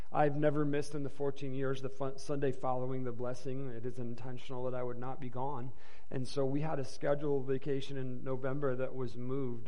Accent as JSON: {"language": "English", "town": "Inkster", "region": "Michigan", "country": "United States", "tie": "born or raised there", "said": "We grew up in Inkster, Michigan, which is a suburb, um, I mean, um, in the metropolis of, of Detroit in uh, Michigan"}